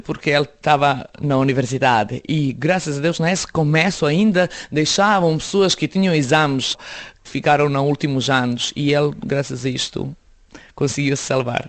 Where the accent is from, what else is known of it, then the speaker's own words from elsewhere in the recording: Belgrade, Serbia; Portuguese is a second language; moved away as an adult; also born or lived in Bosnia / Jajce / Sarajevo; now in Portugal; Cresci em Belgrado e voltámos para a casa dos meus pais